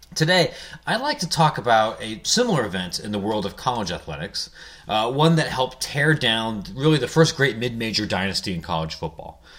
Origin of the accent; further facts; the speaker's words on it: Ohio, United States; I'm from Ohio